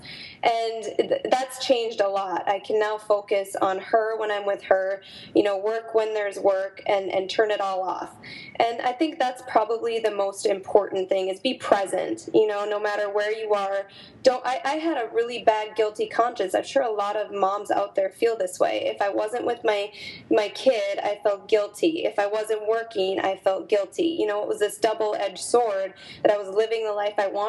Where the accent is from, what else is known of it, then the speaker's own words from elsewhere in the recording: North Dakota, United States; moved away as an adult; also born or lived in Minneapolis; my hometown in North Dakota